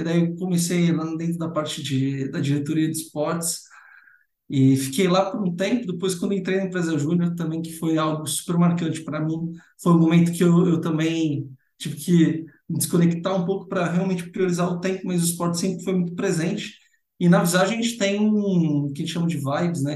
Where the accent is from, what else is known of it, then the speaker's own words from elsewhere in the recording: São Paulo, Brazil; also born or lived in São Carlos; Então, eu sou nascido em São Paulo, né? São Paulo capital, então sou paulistano.